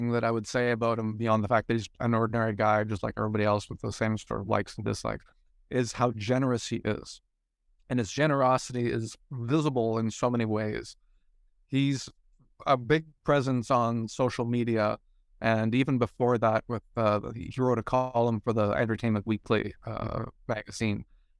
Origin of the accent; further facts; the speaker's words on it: New Brunswick, Canada; And I come from Eastern Canada, a province called New Brunswick, shares a border with Maine.